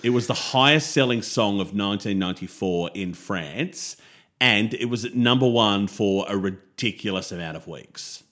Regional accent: Australia; as an Aussie

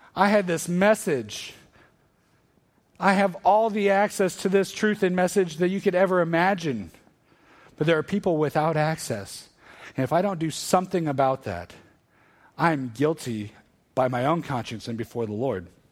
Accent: Northern Iowa, United States; moved away as an adult; also born or lived in Arkansas; I grew up in Northern Iowa, ended up at the University of Arkansas

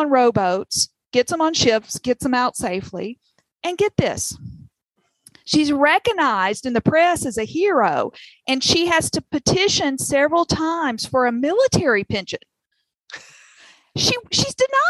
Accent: the South, United States; accent: southern; my southern accent

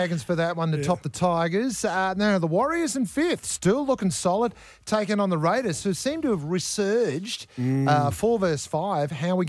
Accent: Sydney, New South Wales, Australia; now in Sunshine Coast, Australia; I grew up in Sydney in the 90s

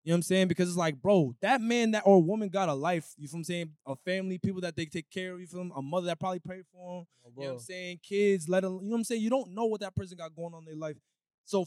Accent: Lowell, Massachusetts, United States; I'm from Lowell

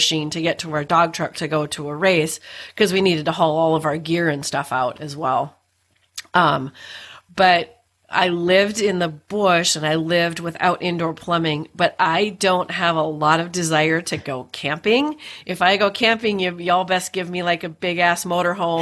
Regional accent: Duluth, Minnesota, United States; we were both born and raised in Duluth, Minnesota.

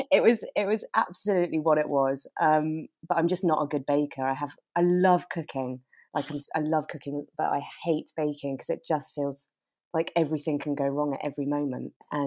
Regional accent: South West England, United Kingdom; now in London, United Kingdom; So Devon is where I grew up. And I mean, I'd sort of say I'm a Devon girl

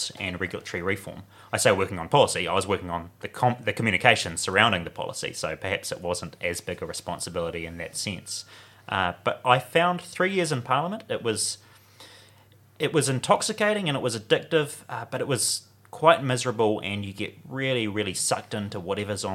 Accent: Warkworth, Auckland, New Zealand; moved away; I'm from Warkworth originally.

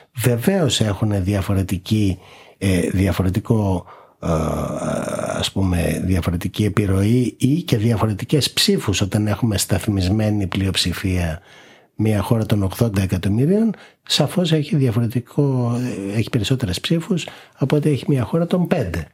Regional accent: Greece; εμείς ως Έλληνες

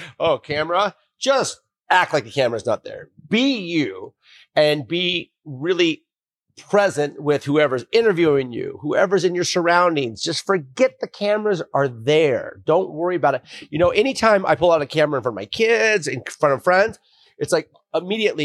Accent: Bend, Oregon, United States; now in San Diego, United States; I'm returning home. I grew up in Bend, Oregon. I'm down here in San Diego.

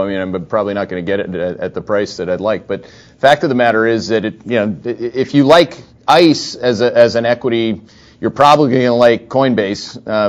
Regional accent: Canada; I'm from Canada

